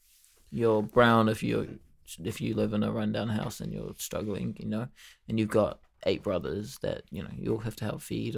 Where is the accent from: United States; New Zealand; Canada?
New Zealand; Mount Roskill, Auckland; born there; Like, I was born sort of in Mount Roskill, but since I left, you know, I moved to, like, a different neighborhood.